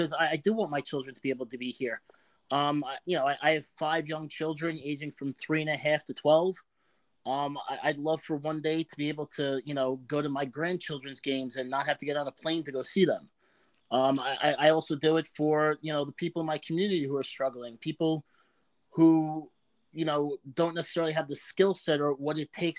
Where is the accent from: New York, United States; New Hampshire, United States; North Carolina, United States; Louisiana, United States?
New York, United States; Long Island; I loved growing up on Long Island